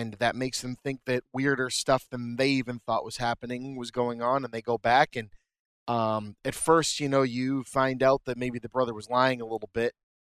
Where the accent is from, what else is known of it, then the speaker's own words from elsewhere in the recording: New England, United States; so we're from New England